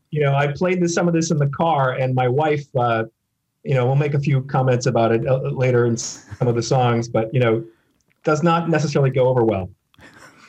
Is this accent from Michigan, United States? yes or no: no; Minneapolis, Minnesota, United States; also born or lived in Chicago, United States; now in New York, United States; I was born in the Minneapolis suburban area. And then I spent some time in Chicago.